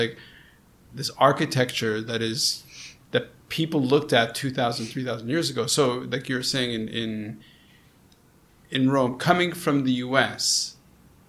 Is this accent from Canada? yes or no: yes; Montreal, Quebec, Canada; I grew up in Montreal. You know, really, I'm a Canadian Montrealer.